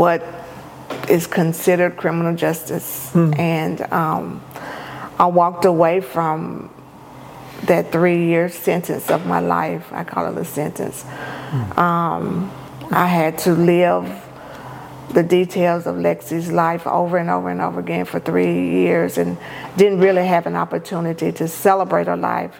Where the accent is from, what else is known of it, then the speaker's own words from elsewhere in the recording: Prentiss, Mississippi, United States; now in Jackson, United States; my hometown, which is Jefferson Davis County, Apprentice, Mississippi